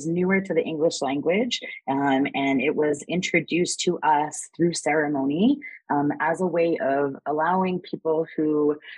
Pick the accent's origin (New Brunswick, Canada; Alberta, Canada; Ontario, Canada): Alberta, Canada; Edmonton; I am from Emiskwetchwaskagin, or known colonially as Edmonton, in Treaty 6 territory